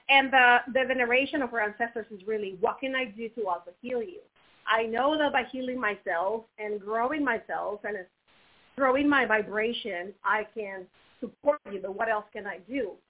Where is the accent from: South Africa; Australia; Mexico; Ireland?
Mexico; moved away as an adult; also born or lived in Finland / United States / Canada / Brazil; growing up in Mexico, it was beautiful because I got to experience my culture